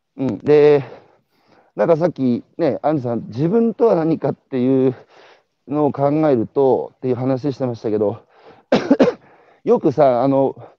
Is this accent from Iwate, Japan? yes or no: yes; Iwate, Japan; moved away; 岩手から昔出てきた